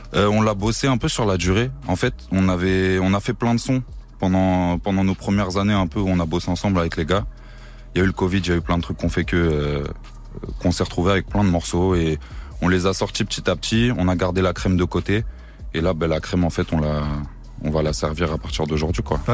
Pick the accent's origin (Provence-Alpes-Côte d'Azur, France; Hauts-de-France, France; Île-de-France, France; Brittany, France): Île-de-France, France; Créteil; now in Montreuil, France; Moi, c'est Créteil, ouais. Maintenant, je suis à Montreuil, mais je viens de Créteil